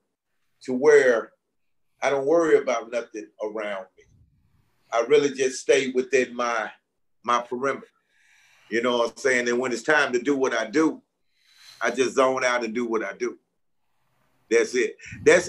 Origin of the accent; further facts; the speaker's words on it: Utica, Mississippi, United States; also born or lived in Chicago; I grew up here in Mississippi, small little country town called Utica